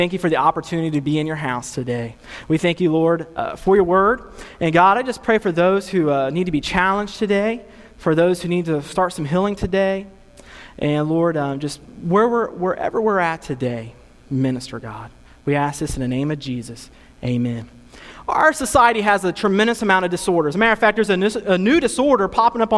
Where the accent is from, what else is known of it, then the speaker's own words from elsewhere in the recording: Ohio, United States; also born or lived in Cincinnati; I'm from Ohio